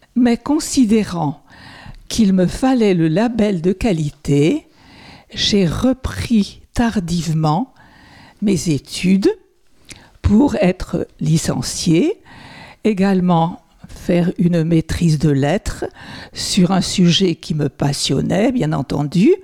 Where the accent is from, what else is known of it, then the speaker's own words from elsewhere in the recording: Sarthe, Pays de la Loire, France; je suis sartoise, ma famille est sartoise depuis le XVIe siècle